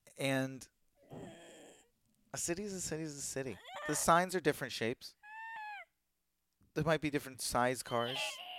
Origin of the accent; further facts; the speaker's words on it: Virginia, United States; maybe it's because I grew up in Virginia in an area where that was who they are.